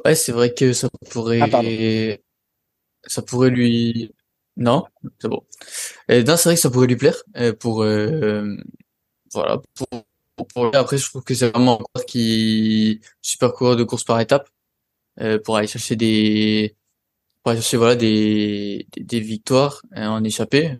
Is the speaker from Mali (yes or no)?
no; France; on est français